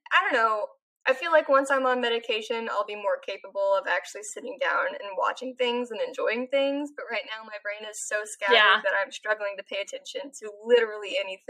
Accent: California, United States; I grew up in California where the Ducks are Anaheim Ducks.

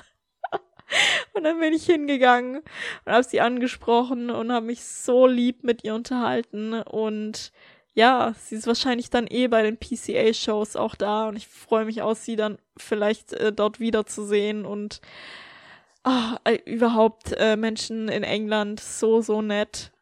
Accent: Germany; moved away; in Deutschland in meinem Heimatland

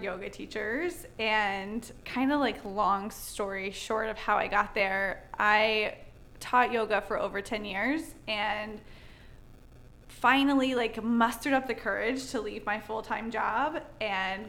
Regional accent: North Carolina, United States; now in Charleston, United States; I grew up in North Carolina

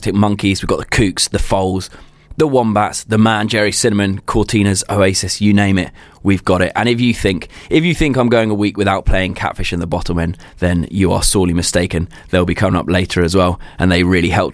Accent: Brighton, South East England, United Kingdom; my hometown of Brighton

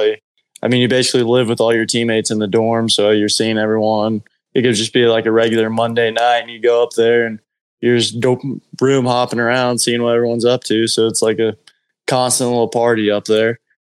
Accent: Piedmont, Oklahoma, United States; I'm from Piedmont, so kind of knew a lot of people around the Edmond area

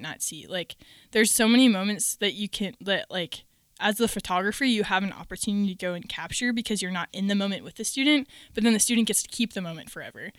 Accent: Minnesota, United States; moved away as an adult; now in Virginia, United States; I grew up in Minnesota primarily, and I have lived there my whole life, and then the Lord called me to Virginia to go to school at Liberty

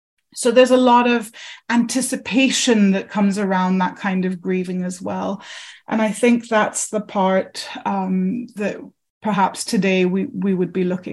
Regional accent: Germany; born there; I grew up, as you know, as a third culture child. My mom's English, my dad's Indian. I was born in Germany. I've lived in plenty of countries and cities so far.

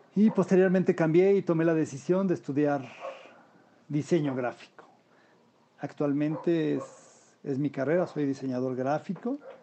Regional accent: Mexico City, Mexico; nací yo en la Ciudad de México, donde actualmente vivo.

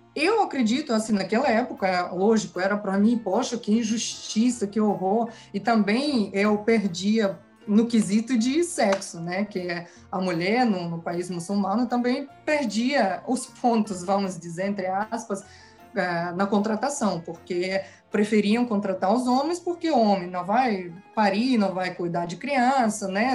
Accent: Kazakhstan; Portuguese is a second language; moved away; eu nasci no Cazaquistão, cresci no Cazaquistão, aqui é a minha pátria

